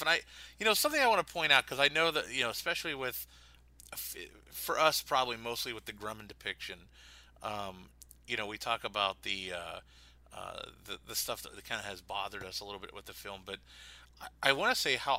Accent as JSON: {"language": "English", "town": "Pittsburgh", "region": "Pennsylvania", "country": "United States", "tie": "born or raised there", "moved": "yes"}